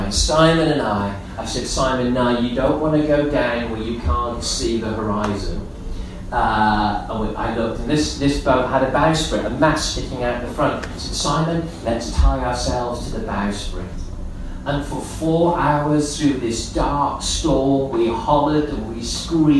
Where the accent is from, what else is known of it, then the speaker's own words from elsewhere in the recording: Gibraltar; moved away; I grew up in Gibraltar